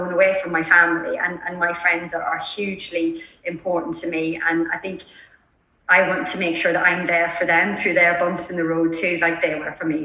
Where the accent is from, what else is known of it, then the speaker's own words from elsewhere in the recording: Ireland; I'm Irish